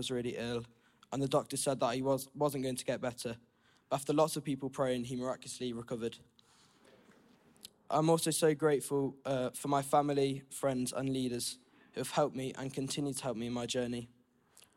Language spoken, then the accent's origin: English; Nottingham, East Midlands, United Kingdom; I was born in Nottingham into a Christian family, and I've come to Trent Vineyard for all my life